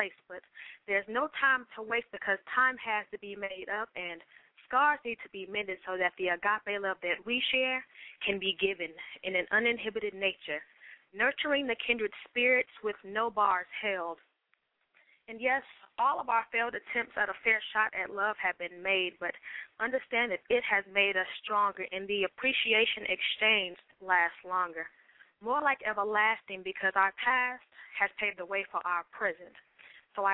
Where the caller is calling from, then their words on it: Atlanta, Georgia, United States; I am calling from Atlanta, GA.